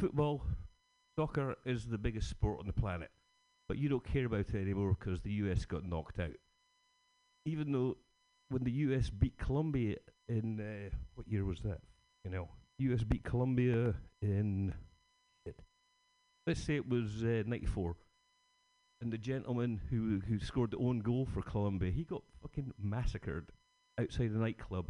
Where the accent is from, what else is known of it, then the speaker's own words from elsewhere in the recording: Scotland, United Kingdom; Being Scottish